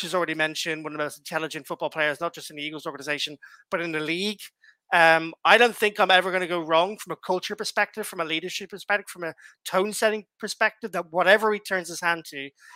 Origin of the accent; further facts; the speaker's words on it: Ireland; I'm Irish